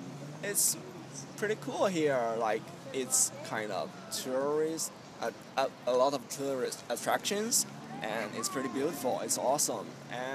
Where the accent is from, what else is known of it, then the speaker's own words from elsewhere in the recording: Chongqing, China; English is a second language; moved away as an adult; now in Texas, United States; My hometown is called Chongqing. It's kind of, sort of, big city, I guess.